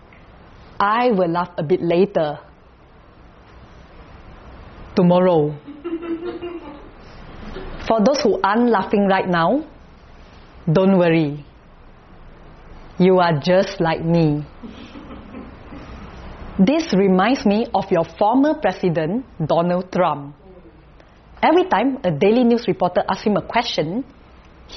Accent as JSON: {"language": "English", "region": "Kuala Lumpur", "country": "Malaysia", "said": "I'm from Kuala Lumpur, Malaysia."}